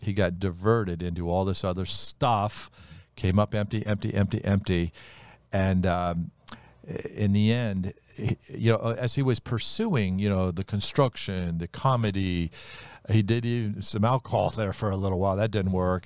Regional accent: Ohio, United States; the Amish country, uh, is about half hour east of where we grew up in Ohio

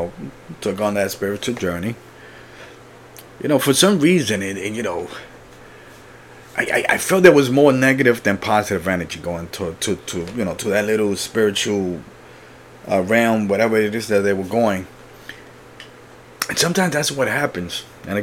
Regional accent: Puerto Rico; I was born in Puerto Rico, so for me, nature is like the beach

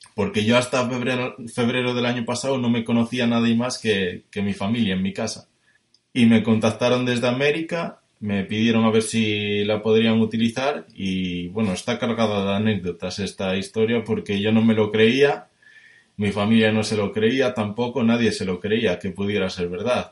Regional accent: Spain; soy de España, que tengo 23 años

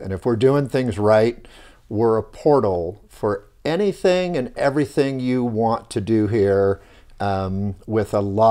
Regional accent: Hawthorne, California, United States; Yeah, so born and raised in the LA area in Southern California, in the city of Hawthorne. That's home of … and SpaceX and a lot of aerospace work there.

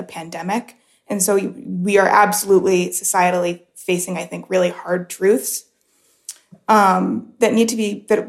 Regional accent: United States; now in United Arab Emirates; I look back to my home country in the United States

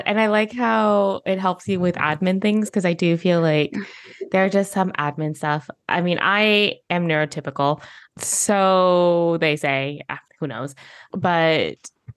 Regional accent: Northern Virginia, United States; moved away as an adult; now in Spain; I was born specifically in the United States in an area of the US, which is called Northern Virginia

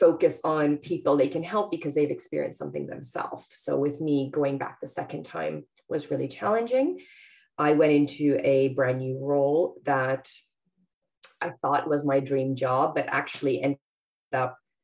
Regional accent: Canada; moved away as an adult; now in London, United Kingdom; I'm Canadian, but yes, I'm based here in Harrow

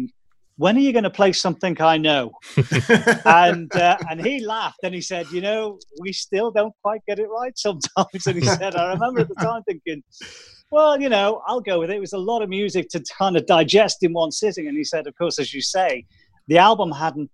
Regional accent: United Kingdom

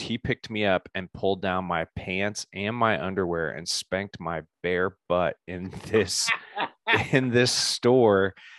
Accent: Indianapolis, Indiana, United States; also born or lived in Bloomington, Indiana / Colorado; Spent most of my time in Indianapolis, grew up in the same

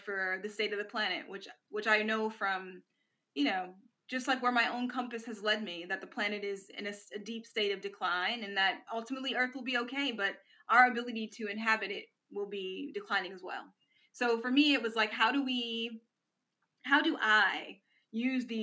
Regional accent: Milwaukee, Wisconsin, United States; moved away; the house I grew up on in Milwaukee on Grant Boulevard

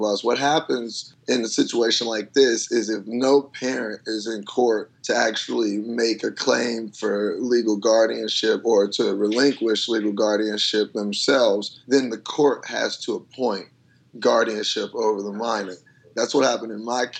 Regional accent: Chicago, Illinois, United States; moved away; the South Side where I grew up

